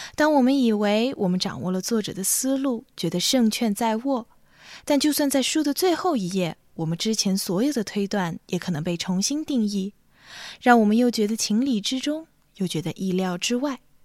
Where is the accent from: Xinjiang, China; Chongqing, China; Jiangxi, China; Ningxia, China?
Xinjiang, China; moved away as an adult; also born or lived in Urumqi; now in Boston, United States; 我来自新疆，是一位大二在读作曲系的学生。现就读于美国波士顿新英格兰音乐学院 New England Conservatory